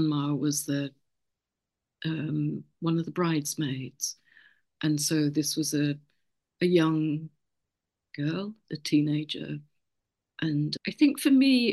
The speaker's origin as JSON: {"language": "English", "area": "Lincolnshire", "region": "East Midlands", "country": "United Kingdom", "said": "I'm actually from Lincolnshire, and Hull is the biggest city across the river"}